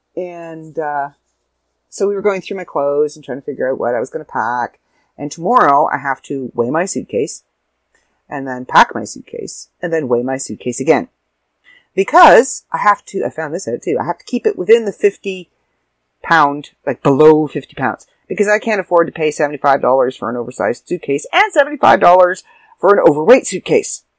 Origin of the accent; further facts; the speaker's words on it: Canada; I'm Canadian